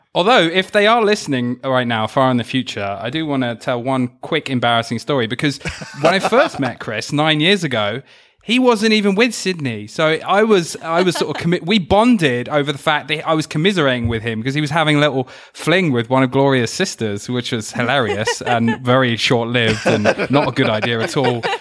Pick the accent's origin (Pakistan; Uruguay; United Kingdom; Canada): United Kingdom; accent: British; my accent and were, like, making all the classic, like, Pip Pip Cheerio jokes